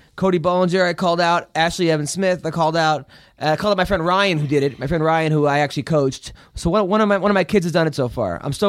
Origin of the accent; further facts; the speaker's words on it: England, United Kingdom; Like, I'm from England. We don't even have wrestling. And I could do better sprawls than that.